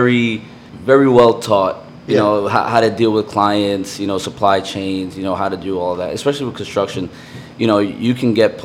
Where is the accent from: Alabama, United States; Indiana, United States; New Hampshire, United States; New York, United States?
New York, United States; New York City; also born or lived in Brooklyn / Peru; I'm a Queens boy, you know, so, you know, born and raised in Queens